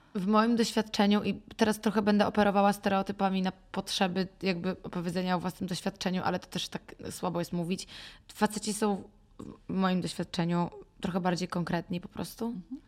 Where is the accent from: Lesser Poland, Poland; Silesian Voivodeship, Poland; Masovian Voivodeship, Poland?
Masovian Voivodeship, Poland; Warsaw; moved away as an adult; also born or lived in New York; Natomiast jestem z Warszawy, wychowałam się w Warszawie